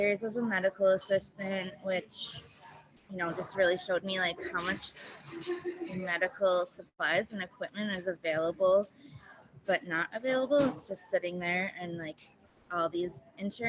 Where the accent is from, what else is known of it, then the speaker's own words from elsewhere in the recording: Milwaukee, Wisconsin, United States; also born or lived in Detroit area, Michigan; moved here when I was younger, so I've lived most of my life here. Live in River West